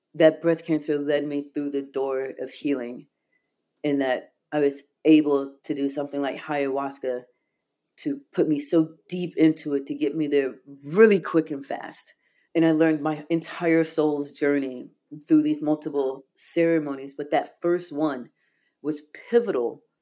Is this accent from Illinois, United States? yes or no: yes; Chicago, Illinois, United States; I was born in Chicago